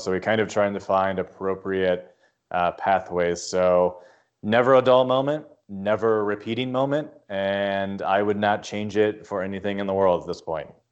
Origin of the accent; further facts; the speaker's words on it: Lima, Ohio, United States; moved away as an adult; now in Columbus, United States; I come from Lima, which is a pretty, for lack of better words, kind of conservative